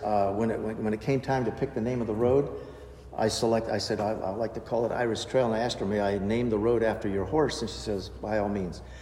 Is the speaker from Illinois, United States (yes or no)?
no; Orlando, Florida, United States; now in Warrenton, United States; We're from Orlando